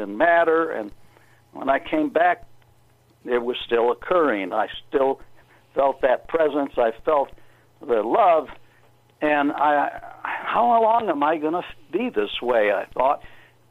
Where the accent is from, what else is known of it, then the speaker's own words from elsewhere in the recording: Chicago, Illinois, United States; moved away; also born or lived in California; I was raised in Chicago